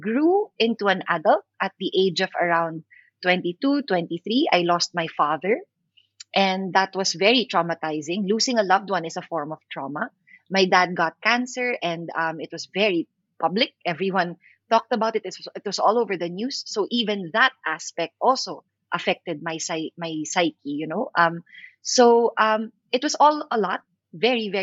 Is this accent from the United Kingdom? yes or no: no; Philippines; I'm an actor from the Philippines.